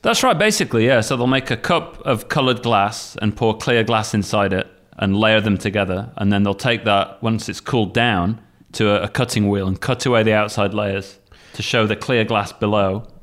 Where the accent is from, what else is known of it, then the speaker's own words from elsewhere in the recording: Sheffield, Yorkshire and the Humber, United Kingdom; now in Kagoshima, Japan; I'm from Sheffield, Northern England